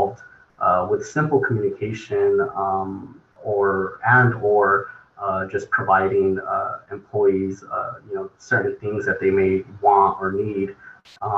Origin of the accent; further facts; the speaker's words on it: Fresno, California, United States; Grew up, was raised here in the Central Valley, born and raised in Fresno